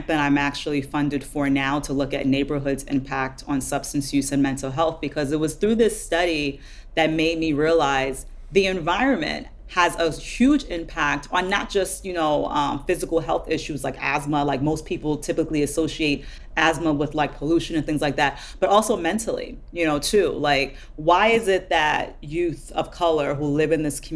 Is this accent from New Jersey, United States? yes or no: yes; Jersey City, New Jersey, United States; I grew up in Jersey City, which is a primarily urban, or was